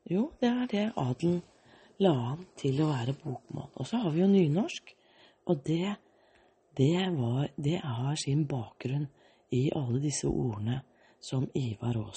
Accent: Australia; born there; jeg er født i Australia. Og så hadde jeg en dansk pappa og en norsk mor. Og den gangen var jeg dansk statsborger.

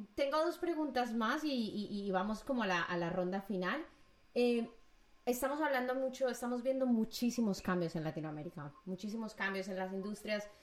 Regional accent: Medellín, Antioquia, Colombia; mi ciudad natal, Medellín

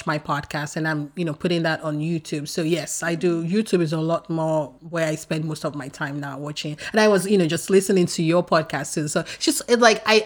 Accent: Nigeria; moved away as an adult; now in United States; I grew up in Nigeria and I'm a first of five girls

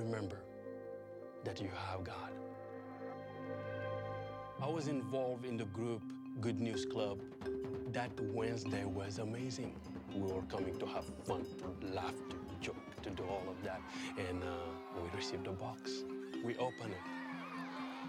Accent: Senegal; born or raised there

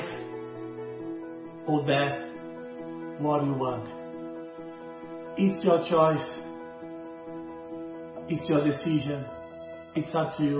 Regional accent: Brazil; moved away as an adult; also born or lived in Portugal; I was born in Brazil

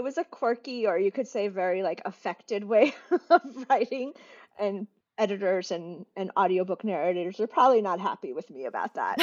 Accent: United States; accent: American; as soon as I step outside, I'm American. I sound American

